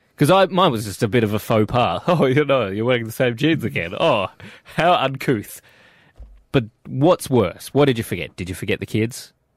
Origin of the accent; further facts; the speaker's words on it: South Australia, Australia; We're from South Australia.